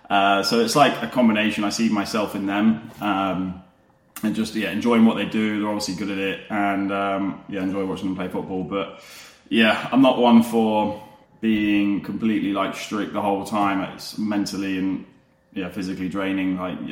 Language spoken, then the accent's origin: English; Leicester, East Midlands, United Kingdom; I'm originally a Leicester boy. So I'm originally from Leicester.